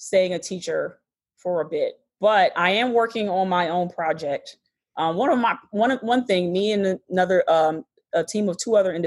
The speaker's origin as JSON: {"language": "English", "town": "Detroit", "region": "Michigan", "country": "United States", "tie": "born or raised there", "also_born_or_lived": "Wixom, Michigan", "moved": "as an adult", "lives_now": "Chicago, United States", "said": "I'm originally from Michigan. I was born in Detroit"}